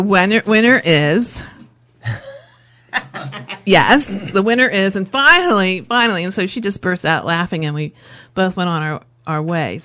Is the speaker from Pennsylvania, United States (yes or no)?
yes; Lancaster County, Pennsylvania, United States; born or raised there